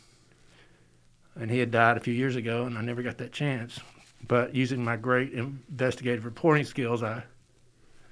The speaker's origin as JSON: {"language": "English", "town": "Birmingham", "region": "Alabama", "country": "United States", "tie": "born or raised there", "said": "I was born in April of 1963, just outside Birmingham. My dad was a preacher there, and at Alabaster Methodist Church."}